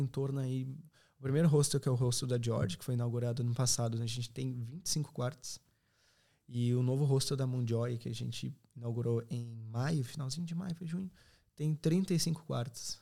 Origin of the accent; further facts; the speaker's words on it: Serra Gaúcha, Rio Grande do Sul, Brazil; moved away as an adult; now in Ireland; sou da Serra Gaúcha